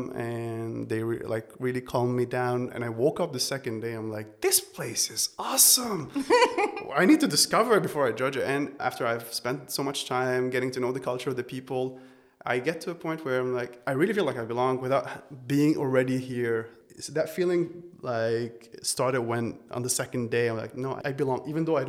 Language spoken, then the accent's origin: English; Beirut, Beirut Governorate, Lebanon; moved away as an adult; now in Vienna, Austria; I'm originally from Beirut, Lebanon. I grew up there. I spent like the first 23 years of my life there